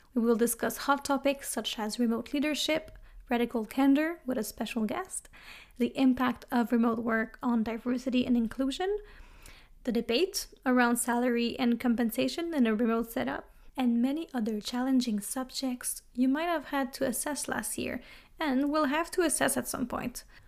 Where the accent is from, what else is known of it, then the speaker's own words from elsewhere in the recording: Montreal, Quebec, Canada; accent: French; English is a second language; now in Berlin, Germany; I am Canadian from Montreal, see the little French accent, and I am based in Berlin, Germany